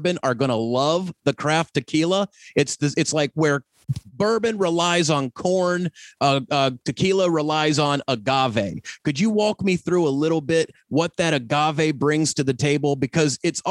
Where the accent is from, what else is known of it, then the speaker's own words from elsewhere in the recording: Blue Ridge Parkway, Appalachia, United States; I'm from the Blue Ridge Parkway